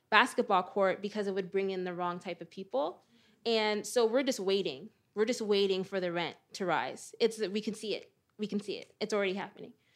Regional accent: Perth Amboy, New Jersey, United States; I live in Perth Amboy, New Jersey, my hometown

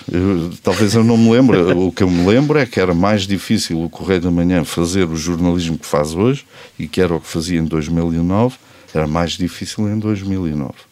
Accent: Portugal; eu sou português até à medula

